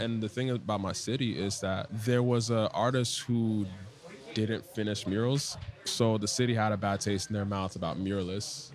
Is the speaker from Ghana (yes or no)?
yes; Ghana; now in Washington, D.C., United States; I am a Ghanaian born, uh, DC based artist